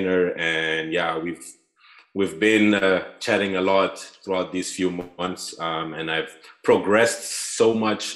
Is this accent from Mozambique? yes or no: yes; Maputo, Mozambique; moved away as an adult; also born or lived in Groningen, Netherlands; now in Utrecht, Netherlands; I'm from Mozambique, from Maputo. I'm studying in Holland right now in Utrecht.